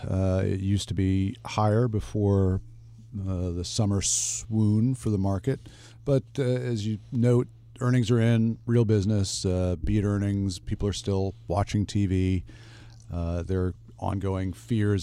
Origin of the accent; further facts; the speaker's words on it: United States; as an American